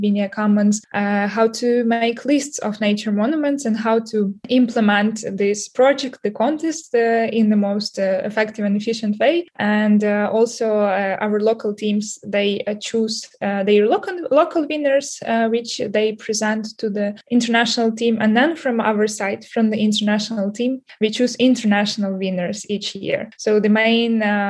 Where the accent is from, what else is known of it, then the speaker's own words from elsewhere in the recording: Ukraine; I'm from Ukraine